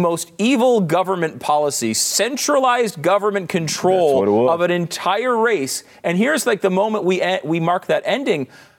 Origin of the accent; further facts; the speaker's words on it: Northeast, United States; And, you know, I'm from the Northeast. I had never heard of Juneteenth until like a few years ago.